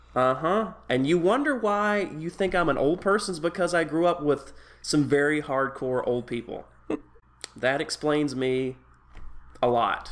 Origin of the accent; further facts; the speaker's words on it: East Tennessee, United States; I grew up in East Tennessee where you still have people that grow tobacco